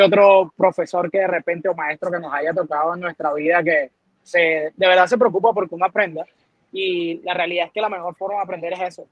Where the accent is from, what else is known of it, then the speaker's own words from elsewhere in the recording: Venezuela; now in Puerto Rico; nací en Venezuela